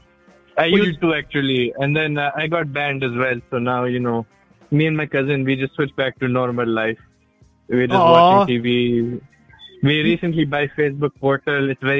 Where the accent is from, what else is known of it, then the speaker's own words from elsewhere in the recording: India; English is a second language; I know I'm from India.